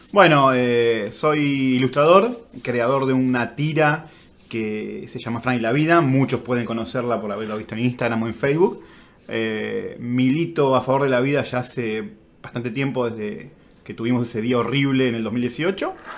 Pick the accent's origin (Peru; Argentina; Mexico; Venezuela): Argentina; Somos argentinos